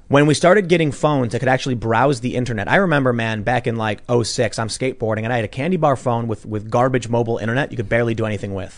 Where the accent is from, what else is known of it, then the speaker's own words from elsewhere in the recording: Chicago, Illinois, United States; growing up in Chicago, which is blue